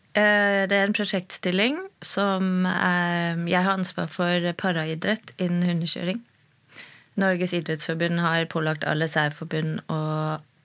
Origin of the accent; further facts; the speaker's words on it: Germany; now in Norway; jeg er født i Tyskland